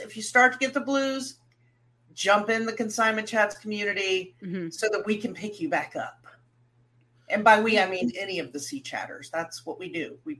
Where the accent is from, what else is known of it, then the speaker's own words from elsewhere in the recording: Hilton Head Island, South Carolina, United States; growing up on Hilton Head